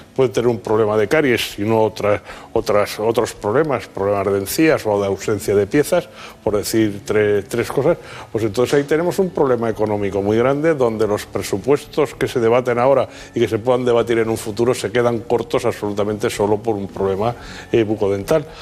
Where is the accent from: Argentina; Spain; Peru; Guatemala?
Spain; los españoles